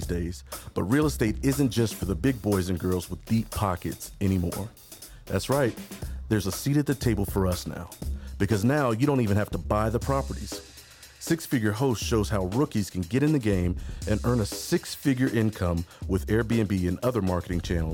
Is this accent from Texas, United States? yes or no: no; Cincinnati, Ohio, United States; born or raised there; moved away